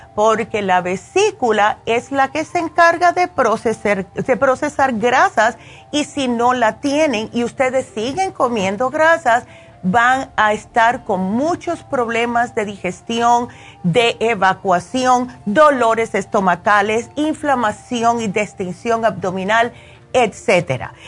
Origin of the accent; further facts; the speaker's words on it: Cuba; also born or lived in Las Vegas; now in California, United States; siendo cubana.